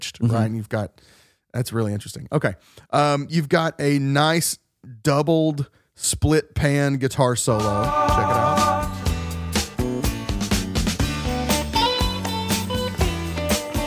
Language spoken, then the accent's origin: English; the South, United States; The kind of churches that you and I grew up in the South